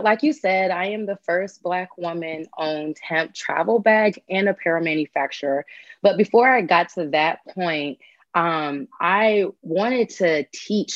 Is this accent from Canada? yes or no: no; Charlotte, North Carolina, United States; also born or lived in New York; I'm originally from New York, with my entire family. And I grew up in North Carolina though. So me and my mom moved to Charlotte, North Carolina.